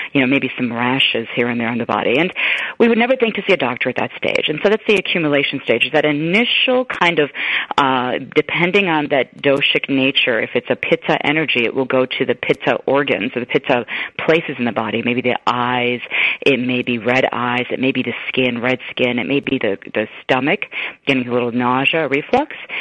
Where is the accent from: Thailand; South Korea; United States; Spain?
United States; Chicago, Illinois; also born or lived in East Africa; I grew up in Chicago